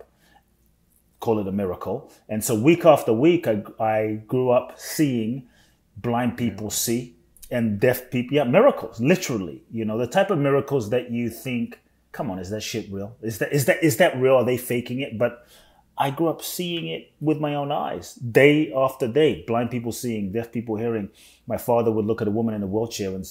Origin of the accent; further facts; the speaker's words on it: London, United Kingdom; also born or lived in Ghana; now in United States; I was born in Ghana, West Africa. My father's from Ghana. My mother's Japanese. I grew up in London, now live in the US